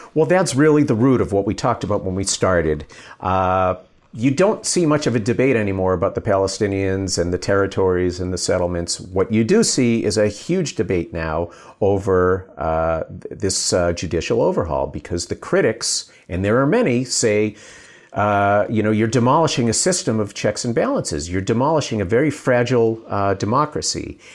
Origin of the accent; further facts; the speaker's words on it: United States; now in Israel; I'm American